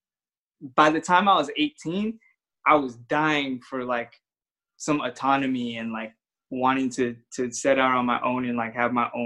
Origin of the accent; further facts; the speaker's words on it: San Bernardino, California, United States; I grew up in San Bernardino